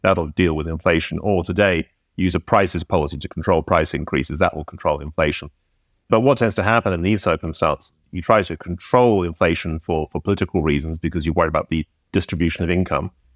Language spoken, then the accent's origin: English; United Kingdom; I'm British